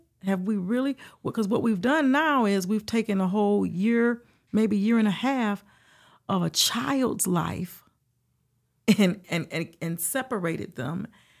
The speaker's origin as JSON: {"language": "English", "town": "Detroit", "region": "Michigan", "country": "United States", "tie": "born or raised there", "said": "Well, I am originally from Detroit, Michigan."}